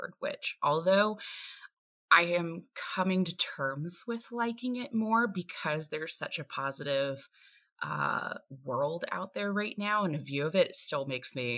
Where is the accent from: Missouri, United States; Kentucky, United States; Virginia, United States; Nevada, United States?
Virginia, United States; Appalachian Mountains of; I hail from the Appalachian Mountains of Virginia